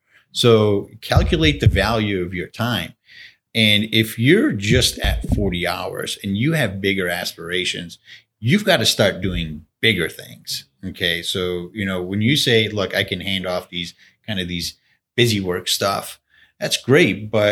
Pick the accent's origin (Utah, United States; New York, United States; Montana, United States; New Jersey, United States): New York, United States; Buffalo; I'm born and raised in Buffalo, and I've had, you know, siblings who have left Buffalo and then have come back to Buffalo.